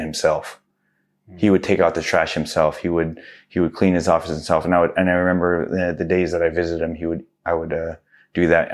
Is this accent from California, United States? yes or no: yes; Southern California, United States; also born or lived in Livingston, New Jersey / New York City / Houston, Texas; moved to Houston, Texas for a few more years after that, and then we moved to California, which I was pretty much been out here my whole life. Um, came out here in first grade